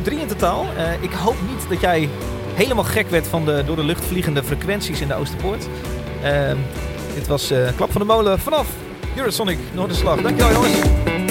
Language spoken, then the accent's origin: Dutch; Horst, Limburg, Netherlands; Ik kom uit Horst